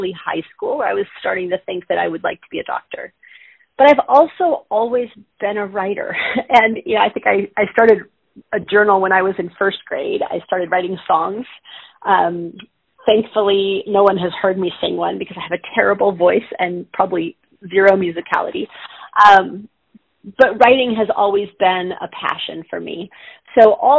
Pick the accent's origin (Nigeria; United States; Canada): United States; Southern California; I grew up in Southern California.